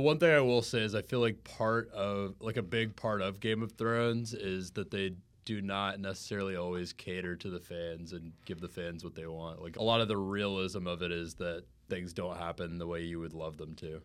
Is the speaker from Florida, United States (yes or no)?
yes; Jacksonville, Florida, United States; moved away as an adult; now in Orlando, United States; I'm from Jacksonville, too